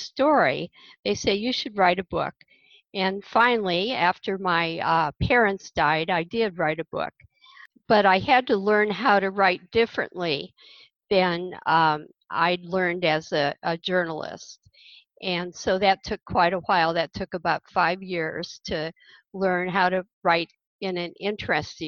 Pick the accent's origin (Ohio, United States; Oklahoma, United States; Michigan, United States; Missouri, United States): Ohio, United States; Akron; moved away as an adult; also born or lived in Northern California; now in The Villages, United States; I was born in Ohio, and I grew up outside of Akron